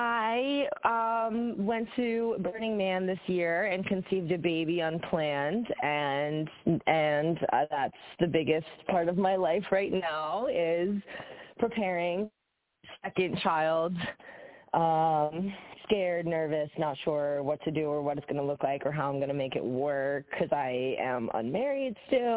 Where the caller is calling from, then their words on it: King of Prussia, Pennsylvania, United States; I am calling from my yoga studio with Regina in King of Prussia, Pennsylvania.